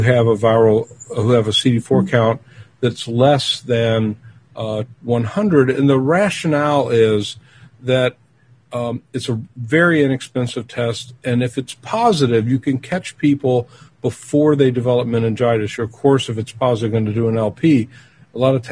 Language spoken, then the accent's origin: English; Louisville, Kentucky, United States; where I grew up in Kentucky and Louisville